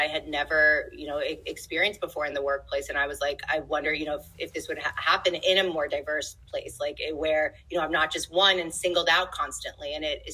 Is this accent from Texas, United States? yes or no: no; New York City, New York, United States; I grew up in New York City